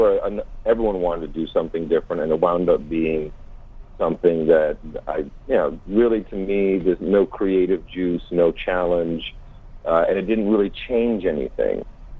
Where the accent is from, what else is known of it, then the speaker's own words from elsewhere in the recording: Amsterdam, North Holland, Netherlands; now in United States; Yeah. I'm American. I grew up in Amsterdam.